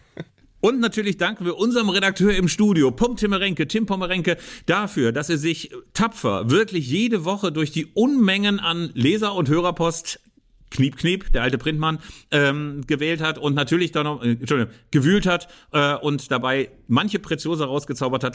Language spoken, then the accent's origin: German; Germany; bei uns in Deutschland